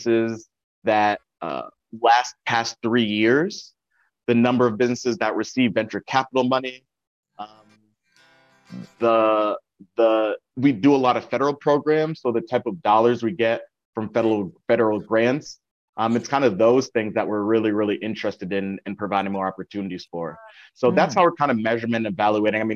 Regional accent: Windsor, Connecticut, United States; also born or lived in Hartford, Connecticut; now in New Haven, United States; I was born in Windsor, Connecticut, lived in Hartford for a number of years, and then moved to New Haven

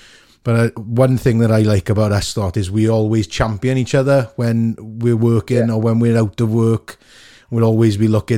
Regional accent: Port Talbot, Wales, United Kingdom; people who I grew up with in Portalbert who've gone on, yourself, Cathy, Scott Arthur, lots of people from Wales

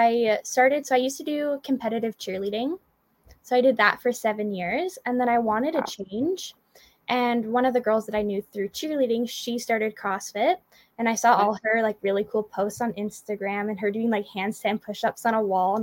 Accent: Calgary, Alberta, Canada; also born or lived in Ottawa; I'm from Calgary, Alberta, okay. But I used to live in Ottawa.

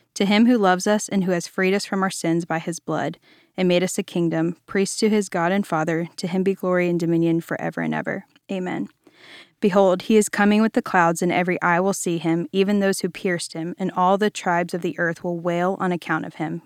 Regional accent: Virginia, United States; now in Dallas, United States; I am originally from Virginia. I am a beach kid at heart

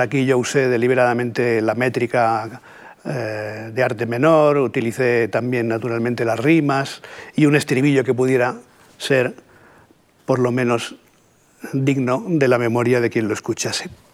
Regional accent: Catalonia, Spain; first language Spanish; los catalanes tenemos la ambigua fortuna también de ser bilingües, ¿no? de manera que mi primera lengua es el castellano, pero mi segunda lengua es el catalán

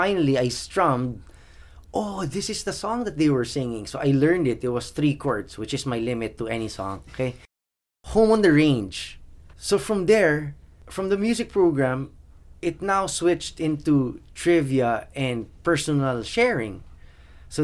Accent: Philippines; I was born in the Philippines. My parents had 7 kids. I was the 6th of 7. We didn't really have much

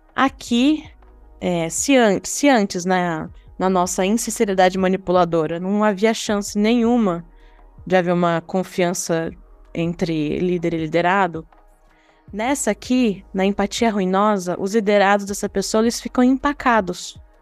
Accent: Brazil; nós, enquanto brasileiros

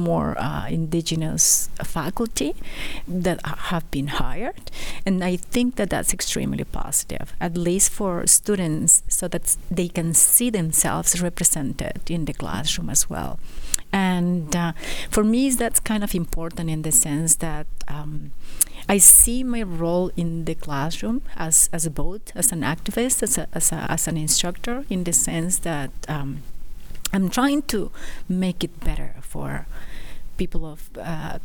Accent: Isthmus of Tehuantepec, Oaxaca, Mexico; moved away as an adult; now in Edmonton, Canada; I am Zapotec from the Tehuantepec Isthmus, Oaxaca, Mexico

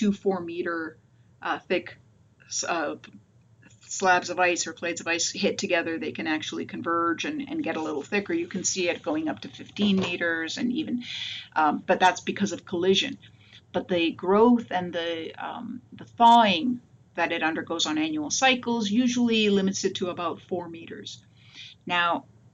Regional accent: Toronto, Ontario, Canada; moved away as an adult; also born or lived in Massachusetts; now in Connecticut, United States; I'm originally from Toronto, Canada

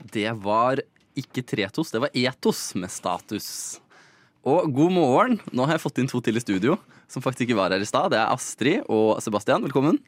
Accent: Mysen, Østfold, Norway; now in Oslo, Norway; fra Mysen, der jeg er fra

